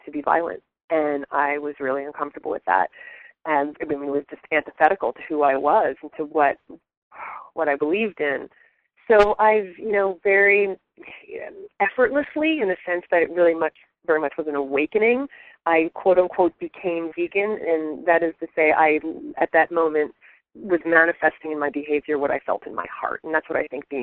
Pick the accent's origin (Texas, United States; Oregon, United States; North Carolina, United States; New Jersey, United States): New Jersey, United States; moved away; I grew up on the East Coast. So I'm from New Jersey originally.